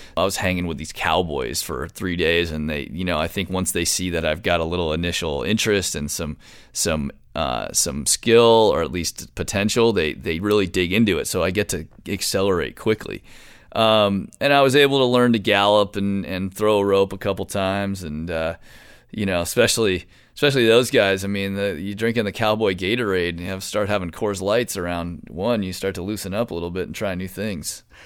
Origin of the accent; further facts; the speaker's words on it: Marin, California, United States; I grew up in Marin, one of the most beautiful places in California